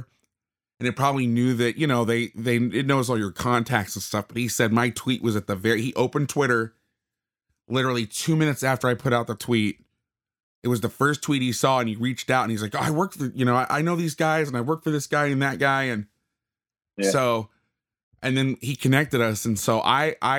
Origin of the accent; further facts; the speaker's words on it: Florida, United States; moved away as an adult; now in West Coast, United States; I grew up on the East Coast. I lived in Florida until I was 22, but I've been on the West Coast for the last 14 years